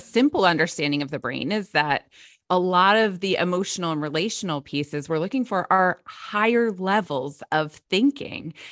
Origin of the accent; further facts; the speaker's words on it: New Jersey, United States; I grew up in South Jersey, where I am now